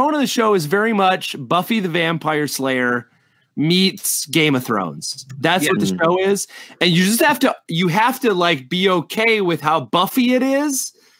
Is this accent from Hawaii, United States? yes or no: no; Saginaw, Michigan, United States; also born or lived in Merrill, Michigan; As a man who grew up in Michigan